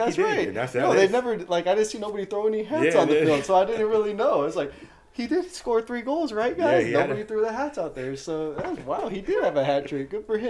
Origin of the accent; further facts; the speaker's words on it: California, United States; we're from California.